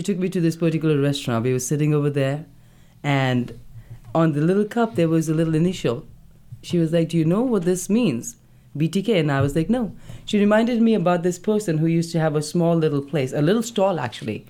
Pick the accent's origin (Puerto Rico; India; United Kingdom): India; Delhi; moved away; from Delhi, I'm from North India